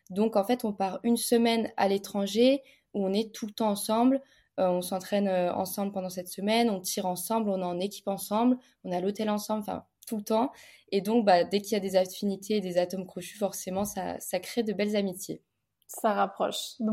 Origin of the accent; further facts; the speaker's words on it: Bordeaux, Nouvelle-Aquitaine, France; now in Paris, France; j'ai 23 ans, je suis la cadette d'une famille de 5 filles, euh, je suis de Bordeaux, je pratique l'escrime à haut niveau et je vis à l'INSEP à Paris